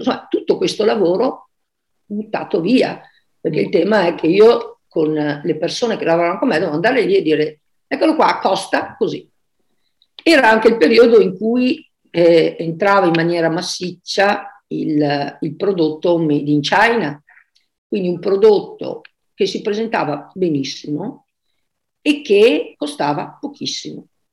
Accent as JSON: {"language": "Italian", "town": "Verona", "region": "Veneto", "country": "Italy", "moved": "as an adult", "lives_now": "Caldogno, Italy", "said": "vivo, vivo a Caldogno, adesso da sposata, ma sono di Verona"}